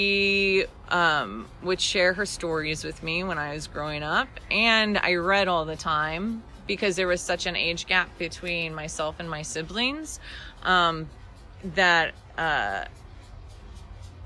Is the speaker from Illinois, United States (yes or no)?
yes; Casey, Illinois, United States; moved away as an adult; also born or lived in Chicago / Terre Haute, Indiana / San Marcos, Texas; I grew up in Casey